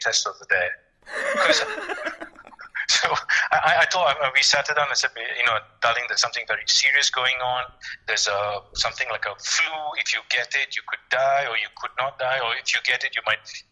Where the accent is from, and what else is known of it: Malaysia